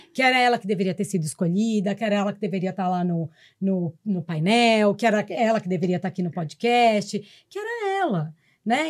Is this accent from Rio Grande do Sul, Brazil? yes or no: no; São Paulo, Brazil; eu sou a única de São Paulo